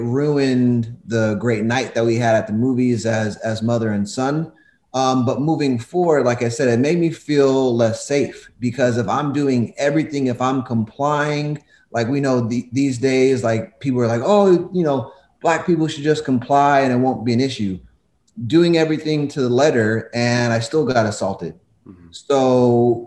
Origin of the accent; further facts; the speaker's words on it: Covina, California, United States; I grew up in Covina